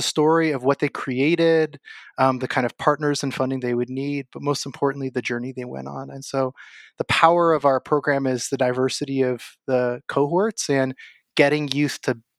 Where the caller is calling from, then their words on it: Ojai, California, United States; I am. We moved in July from Waimea to Ojai, which is a beautiful part of Southern California, but does not hold a candle to Waimea.